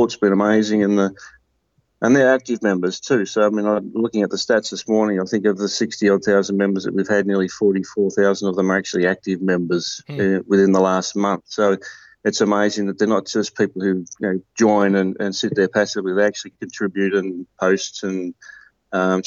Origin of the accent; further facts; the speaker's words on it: Tasmania, Australia; moved away as an adult; now in Victoria, Australia; I grew up in Tasmania, down in the southern part of Australia